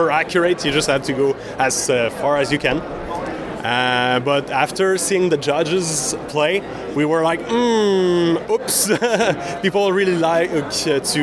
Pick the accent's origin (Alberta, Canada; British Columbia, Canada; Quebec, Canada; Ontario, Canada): Quebec, Canada; Sherbrooke; We are from Sherbrooke.